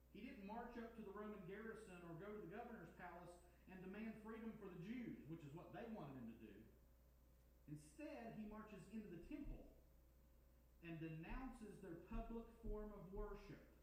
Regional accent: Helen, United States; I grew up in Helen, and um, all those houses down there are old coal camp early 1900s

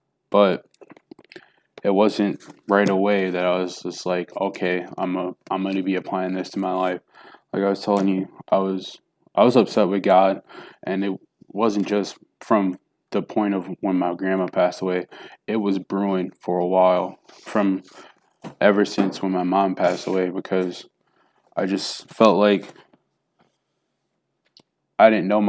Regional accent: Jackson, Tennessee, United States; born there; So, like I was telling you, I was born in Jackson, Tennessee.

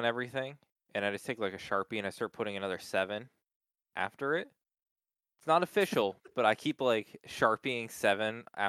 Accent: Hershey, Pennsylvania, United States; oh, yeah, we're from Hershey, Pennsylvania.

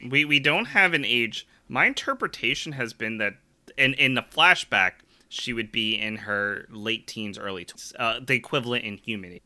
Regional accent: Philadelphia, Pennsylvania, United States; I'm a Philadelphian

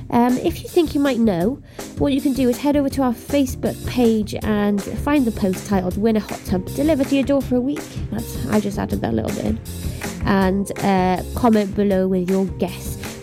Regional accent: Swansea, Wales, United Kingdom; now in Pembrokeshire, United Kingdom; I'm not native Pembrokeshire. I wish I was, but I'm actually from Swansea originally, so I'm still sort of learning my way around the place

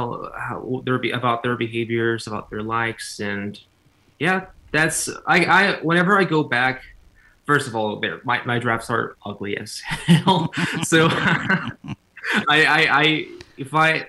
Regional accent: Cancún, Quintana Roo, Mexico; English is a second language; now in United States; I was born in Cancun, Mexico

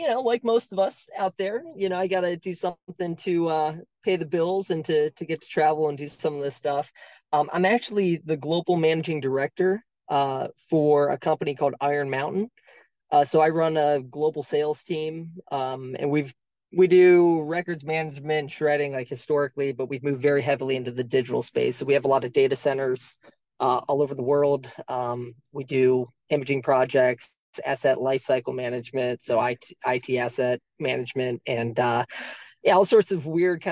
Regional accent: Cleveland, Ohio, United States; Being a Midwesterner, right, being from Cleveland

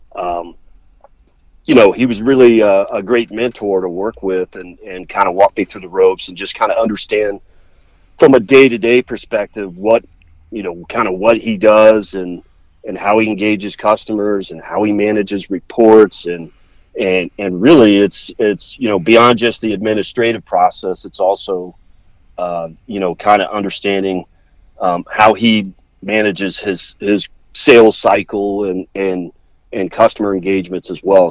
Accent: Worthington, Ohio, United States; I grew up in the Columbus area, so I grew up in um, up in Worthington and I went to high school, Worthington High School

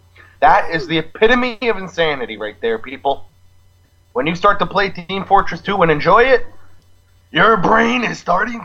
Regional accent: Boston, Massachusetts, United States; I mean, I'm from Boston.

